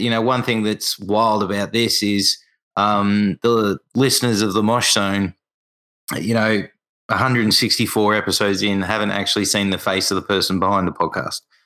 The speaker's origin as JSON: {"language": "English", "country": "Australia", "said": "for me as an Australian"}